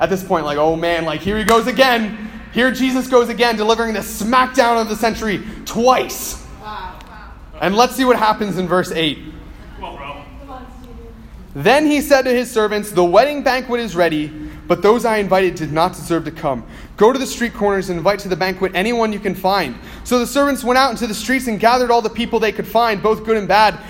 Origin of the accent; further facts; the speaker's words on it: United States; I'm an American